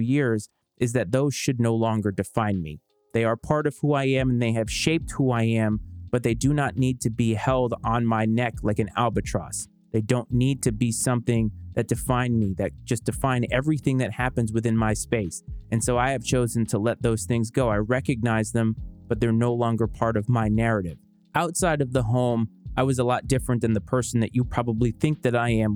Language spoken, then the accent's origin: English; Bristol, Rhode Island, United States; I was born and raised in Bristol, Rhode Island